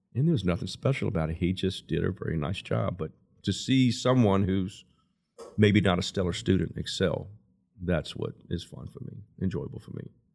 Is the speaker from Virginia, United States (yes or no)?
yes; Lynchburg, Virginia, United States; also born or lived in Altavista; I was born and raised in Lynchburg and went to school, public school through Lynchburg up to my freshman year